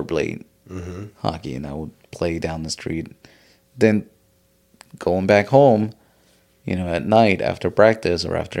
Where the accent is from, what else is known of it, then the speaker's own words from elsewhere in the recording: Philadelphia, Pennsylvania, United States; English is a second language; also born or lived in unnamed foreign country; growing up in Philly